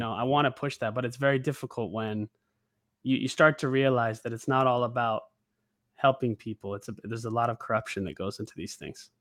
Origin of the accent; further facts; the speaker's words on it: Oregon, United States; moved away as an adult; now in Los Angeles, United States; I'm actually from Oregon originally. I moved to L A about seven years ago.